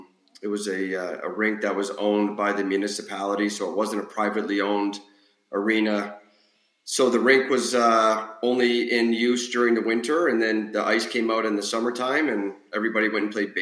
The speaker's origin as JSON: {"language": "English", "town": "Windsor", "region": "Ontario", "country": "Canada", "tie": "born or raised there", "also_born_or_lived": "LaSalle, Ontario / Tennessee", "moved": "yes", "lives_now": "Virginia, United States", "said": "Obviously born and raised in Canada, kind of a hockey hotbed area. Grew up in Windsor, Ontario, which is a border town with the United States, right near Detroit, Michigan."}